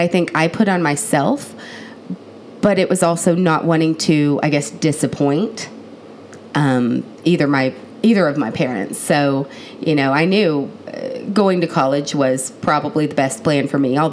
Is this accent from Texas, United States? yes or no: yes; Houston, Texas, United States; also born or lived in Waco, Texas; I was born in Waco, Texas, but have lived most of my life in the north side of Houston suburbs